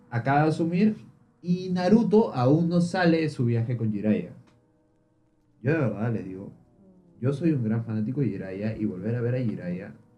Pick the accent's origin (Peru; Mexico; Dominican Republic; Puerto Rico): Peru; somos de Perú